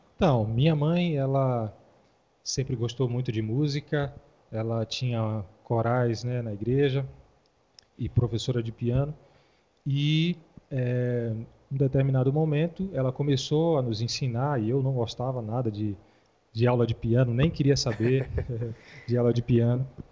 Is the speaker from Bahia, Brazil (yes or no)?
yes; Vitória da Conquista, Bahia, Brazil; also born or lived in Feira de Santana, Brazil; now in Taguatinga, Brazil; eu sou da Bahia. É, nascido em Vitória da Conquista, morei, é, em Feira de Santana, eu venho de Feira de Santana